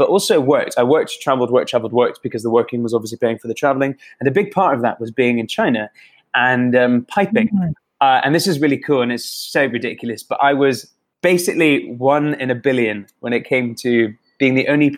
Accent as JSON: {"language": "English", "region": "England", "country": "United Kingdom", "accent": "English", "said": "I know based on my accent, I don't sound Scottish at all, unfortunately. I sound very English."}